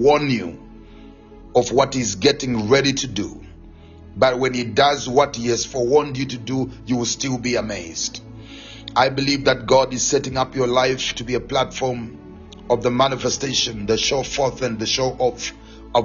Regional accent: Gweru, Midlands, Zimbabwe; moved away; Zimbabwe, Gweru, my hometown

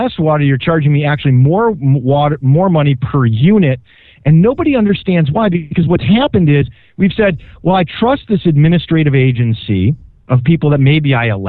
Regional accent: Minneapolis, Minnesota, United States; now in California, United States; growing up in Minneapolis

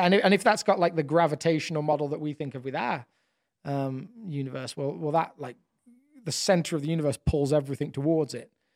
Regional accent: England, United Kingdom; moved away; being a, an English person in a different country

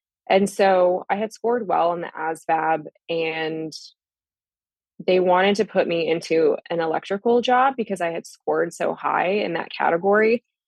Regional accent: Vancouver, Washington, United States; also born or lived in California / Fort Drum; so I was born in California. My dad joined the Army. We were stationed at Fort Drum. And then later on, we moved to Washington State.

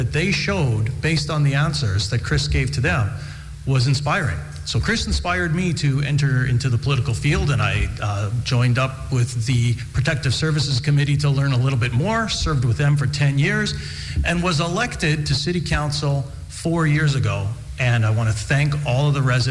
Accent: Yorkton, Saskatchewan, Canada; I grew up in Yorkton

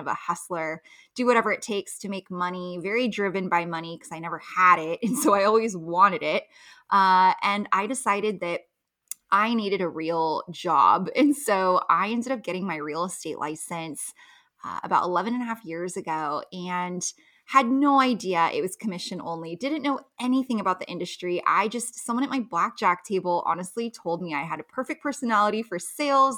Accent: Los Angeles, California, United States; moved away as an adult; now in Las Vegas, United States; I grew up in Los Angeles, moved to Las Vegas

